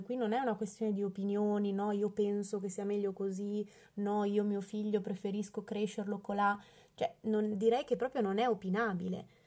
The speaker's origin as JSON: {"language": "Italian", "town": "Bologna", "region": "Emilia-Romagna", "country": "Italy", "said": "io sono di Bologna"}